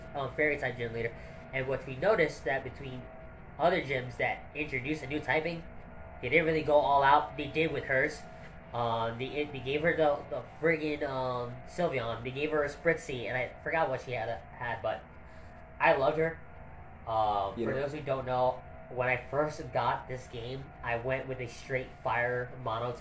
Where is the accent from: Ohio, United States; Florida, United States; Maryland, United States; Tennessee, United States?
Florida, United States; I'm from Florida, so there's not a whole lot of rock climbing